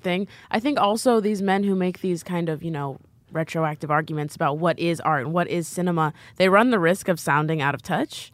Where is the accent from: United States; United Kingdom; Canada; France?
United States; Midwest; moved away as an adult; from where I'm from